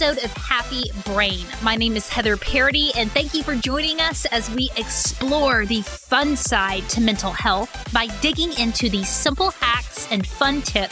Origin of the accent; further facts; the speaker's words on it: Arkansas, United States; I'm from Arkansas.